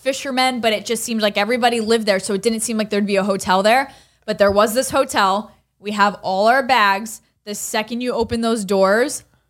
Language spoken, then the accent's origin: English; Allentown, Pennsylvania, United States; moved away; I'm from Allentown.